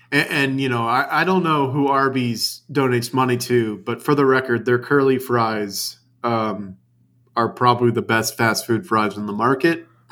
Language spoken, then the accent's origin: English; New Orleans, Louisiana, United States; moved away; I grew up in the Big Easy.